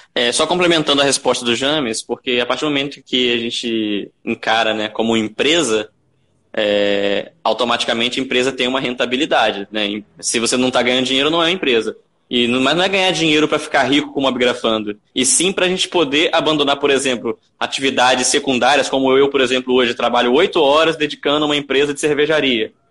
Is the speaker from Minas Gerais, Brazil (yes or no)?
no; Campos dos Goytacazes, Rio de Janeiro, Brazil; eu sou de Campos dos Goitacazes, né, Rio de Janeiro